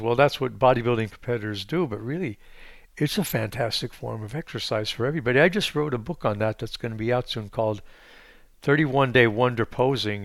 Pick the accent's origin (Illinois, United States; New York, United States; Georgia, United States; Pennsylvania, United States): Pennsylvania, United States; I grew up in Pennsylvania